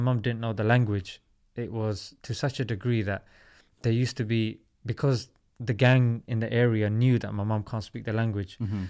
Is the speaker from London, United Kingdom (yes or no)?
yes; London, United Kingdom; Yeah, London.